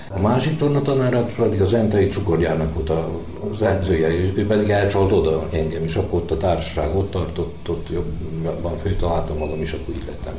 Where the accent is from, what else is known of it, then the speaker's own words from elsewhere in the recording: Vojvodina, Serbia; itt a pályától 5 méterre van a mi házunk, tehát én itt, itt születtem majdnem a pályán, úgyhogy kiskorom óta labdaszedő